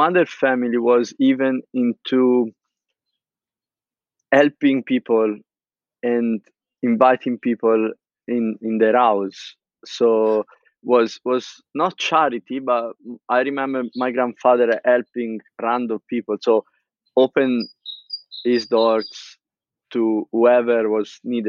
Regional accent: Pisa, Tuscany, Italy; English is a second language; moved away as an adult; now in London, United Kingdom; I'm from Pisa, a very small city in the heart of Tuscany

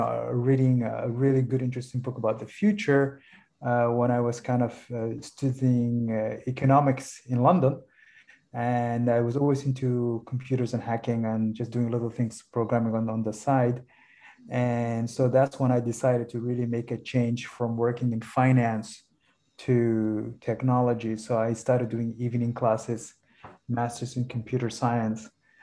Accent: Somalia; So I'm from Somalia, but I studied abroad for most of my life. And I come from a family of business and entrepreneurs in Somalia.

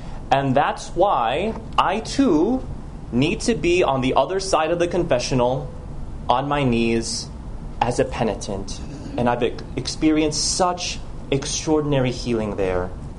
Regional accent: Los Angeles, California, United States; also born or lived in Jersey City / Chicago / Rome; I was born in Jersey City. I grew up in Los Angeles, also in Chicago, where my parents still live.

